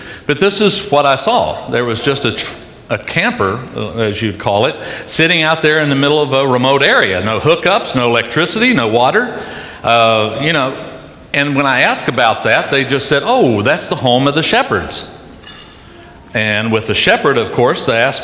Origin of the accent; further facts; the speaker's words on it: Charleston, West Virginia, United States; I was raised in Charleston, West Virginia, right outside of Charleston, West Virginia.